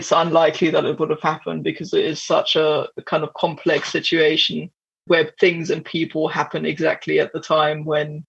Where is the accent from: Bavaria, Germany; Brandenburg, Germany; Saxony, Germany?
Brandenburg, Germany; right outside of Berlin; I grew up literally in the Prussian heartlands right outside of Berlin.